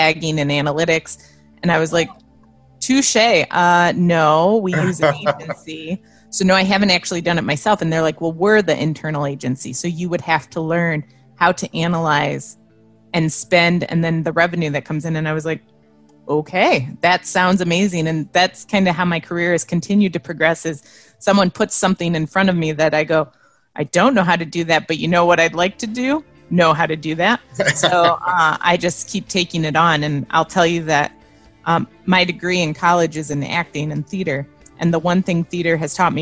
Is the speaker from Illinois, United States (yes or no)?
yes; Byron, Illinois, United States; moved away; also born or lived in Las Vegas; I grew up in Byron, Illinois. It's near Rockford.